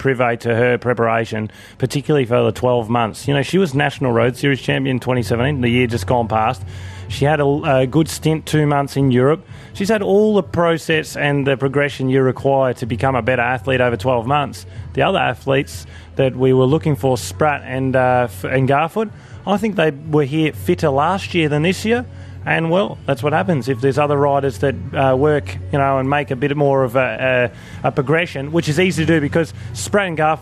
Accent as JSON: {"language": "English", "town": "Ballarat", "region": "Victoria", "country": "Australia", "tie": "born or raised there", "said": "here at the national championships in my hometown"}